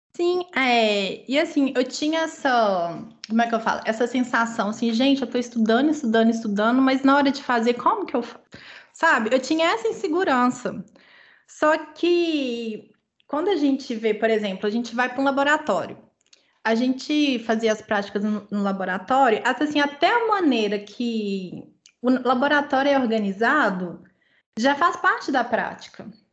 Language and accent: Portuguese; Minas Gerais, Brazil; moved away; nós somos mineiros